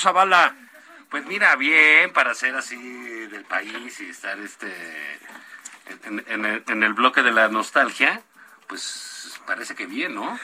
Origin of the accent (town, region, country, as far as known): Mexico